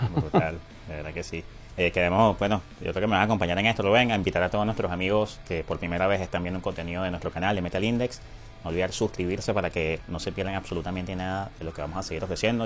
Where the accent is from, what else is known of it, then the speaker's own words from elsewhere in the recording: Venezuela; lo que somos los venezolanos afuera